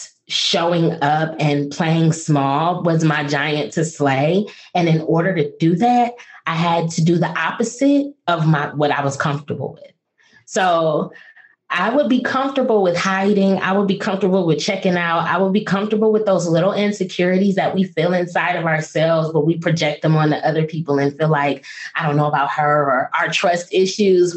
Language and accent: English; Toledo, Ohio, United States; moved away; also born or lived in Washington, D.C.; I am from Toledo, Ohio